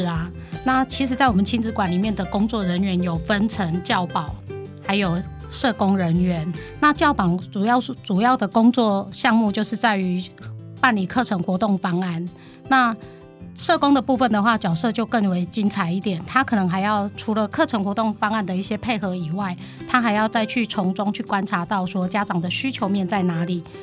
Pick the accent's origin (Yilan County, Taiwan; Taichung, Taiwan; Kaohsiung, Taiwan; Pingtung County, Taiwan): Yilan County, Taiwan; moved away as an adult; now in Changhua, Taiwan; 我是不是应该要回去我的宜兰